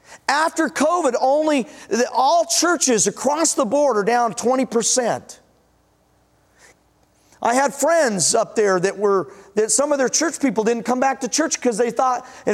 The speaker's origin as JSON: {"language": "English", "town": "Denver", "region": "Colorado", "country": "United States", "tie": "born or raised there", "also_born_or_lived": "Washington", "moved": "yes", "said": "I was born in Denver"}